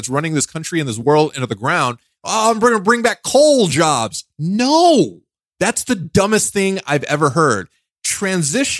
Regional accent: New York City, New York, United States; I'm from New York. I'm from Brooklyn

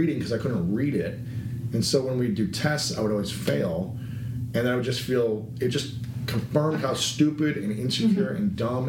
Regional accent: Delaware, Ohio, United States; Small town, Delaware, Ohio.

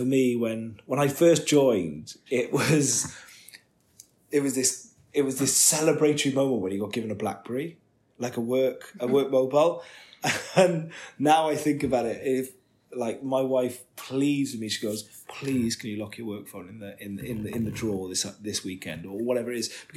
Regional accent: Wales, United Kingdom; I'm Welsh

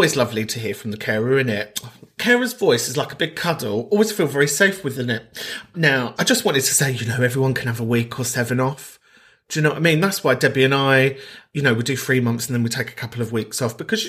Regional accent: Donegal, Ulster, Ireland; I'm from Donegal, the homeland, the motherland

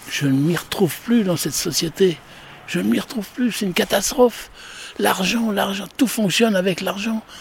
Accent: Paris, Île-de-France, France; je suis de Paris, moi.

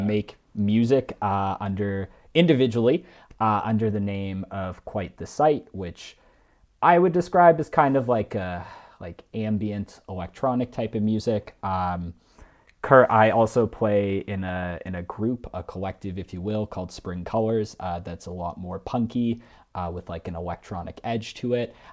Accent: Mississauga, Ontario, Canada; moved away as an adult; also born or lived in Toronto; now in Calgary, Canada; I was born and raised in the Greater Toronto Area. Uh, I lived for most of my life in Mississauga

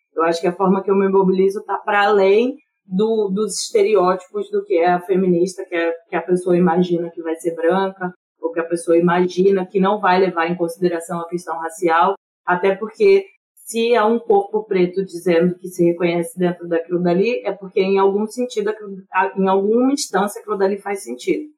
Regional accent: Rio de Janeiro, Brazil; moved away; also born or lived in Rio Grande; eu sou do Rio de Janeiro, né, de Campo Grande, eu fui criada em Campo Grande

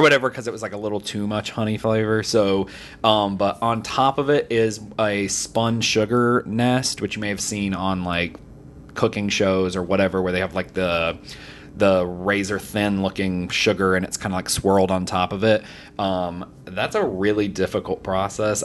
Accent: the South, United States; I, I grew up in the South

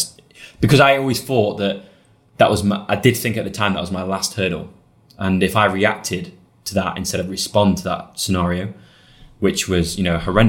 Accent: United Kingdom; I'm British.

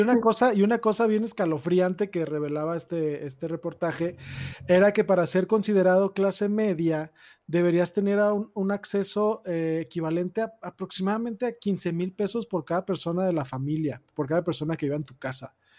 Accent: Tonalá, Jalisco, Mexico; yo crecí en Tonalá, Jalisco

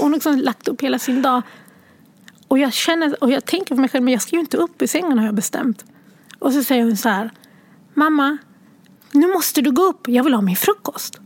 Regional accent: Sweden; born or raised there; also born or lived in Sierra Leone

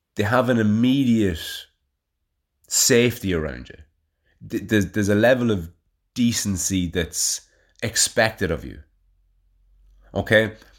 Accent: Navan, Leinster, Ireland; now in Kilberry, Ireland; if somebody asked me where I'm from and I said Navan

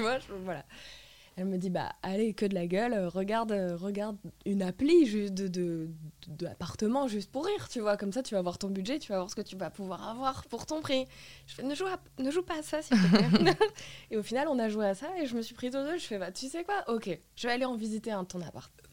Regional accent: Lille, Hauts-de-France, France; moved away as an adult; also born or lived in Paris; je suis rentrée à Lille en 2019. Euh, J'étais pas censée revenir

